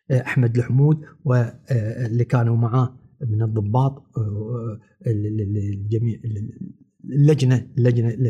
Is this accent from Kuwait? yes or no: yes; Kuwait; نرجع حق ديرتنا ونسمى احنا كويتيين فعلا الكويت الكويت فعلا فعلا الكويت عزيزه